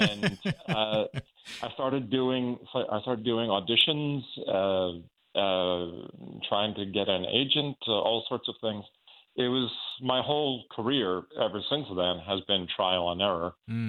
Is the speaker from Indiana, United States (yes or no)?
no; Long Island, New York, United States; I grew up on Long Island, New York, and I never had any aspirations of theater as a career.